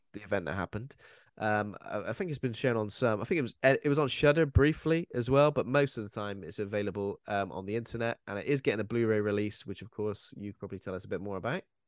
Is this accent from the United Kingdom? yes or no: yes; United Kingdom; as British, as people who've watched, like, the B B C growing up